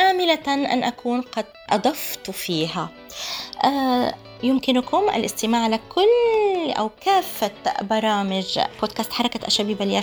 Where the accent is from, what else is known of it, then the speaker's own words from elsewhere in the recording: Palestine; علينا نحن كفلسطينيين وكناشطين كمثقفين وغيره أن آه، نعلم عن آه، أساتذتنا الكبار